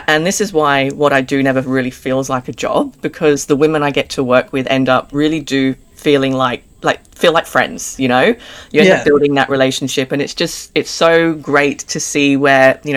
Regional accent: Jersey; now in Australia; I'm English. I'm originally from a small island called Jersey, and been in Australia again almost 10 years.

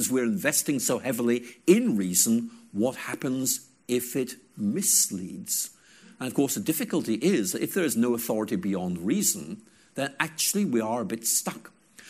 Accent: Ireland; I remember once being dragged along to a church in rural Ireland. I grew up in Ireland when I was about 7 or 8, and we had this church service

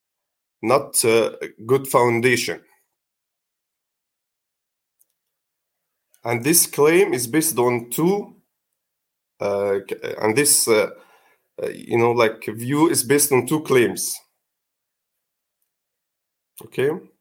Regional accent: Egypt; English is a second language; I'm from Egypt

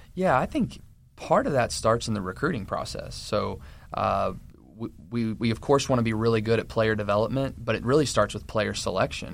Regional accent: Maryville, Tennessee, United States; moved away as an adult; now in West Virginia, United States; I'm originally from Knoxville, Tennessee, or Maryville, which is a suburb of Knoxville

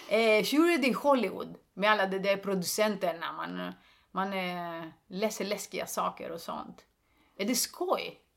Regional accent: Greece; Swedish is a second language; moved away as an adult; also born or lived in Stockholm, Sweden; now in Sweden; jag är grek

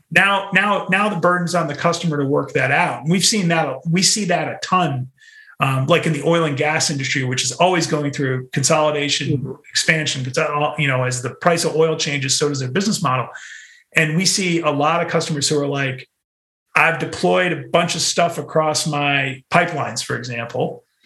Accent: New England, United States; moved away; also born or lived in New York City; I'm from New England

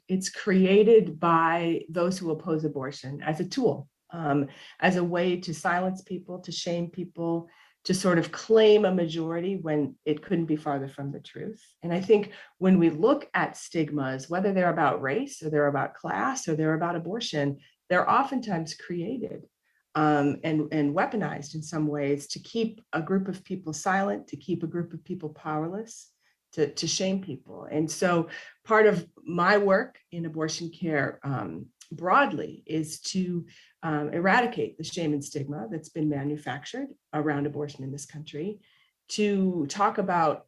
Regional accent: Minnesota, United States; now in Texas, United States; having, you know, been born and raised in Minnesota and then lived, you know, a significant chunk of my life here in Texas

